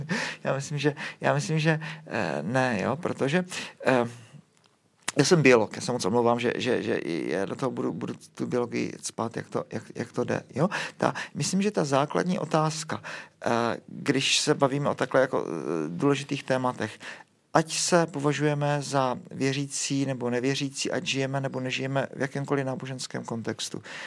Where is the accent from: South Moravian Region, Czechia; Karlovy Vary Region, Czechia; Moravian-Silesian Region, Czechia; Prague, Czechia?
Prague, Czechia; u nás v Praze